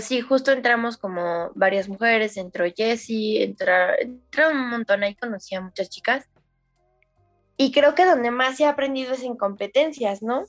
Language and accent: Spanish; Mexico City, Mexico; soy de Ciudad de México.